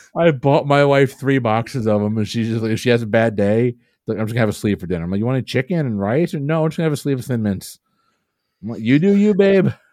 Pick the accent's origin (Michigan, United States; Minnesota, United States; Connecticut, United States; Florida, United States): Florida, United States; Safety Harbor; they're right in my hometown. They're, like, five miles from my house down in Safety Harbor, Florida.